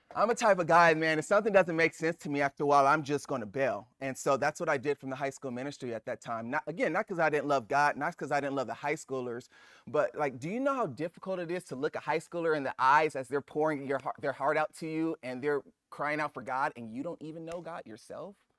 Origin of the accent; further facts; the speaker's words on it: Los Angeles, California, United States; I'm Nigerian. Well, my parents are Nigerian. I'm born in Los Angeles